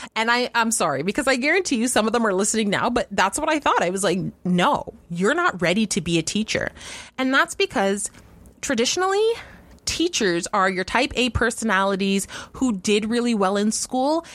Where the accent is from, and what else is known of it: Canada